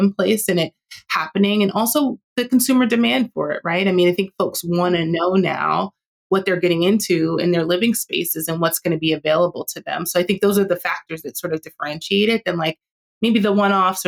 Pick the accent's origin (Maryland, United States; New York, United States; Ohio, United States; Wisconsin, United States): New York, United States; New York City; I grew up in New York and I grew up in Queens